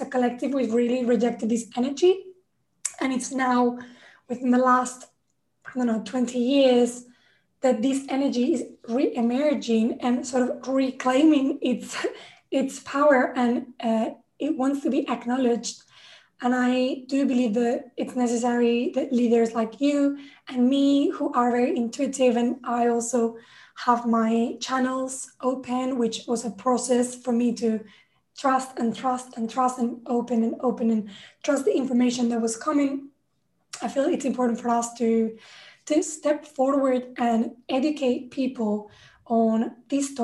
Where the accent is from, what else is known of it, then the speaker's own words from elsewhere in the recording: Spain; I grew up in Spain, I was Catholic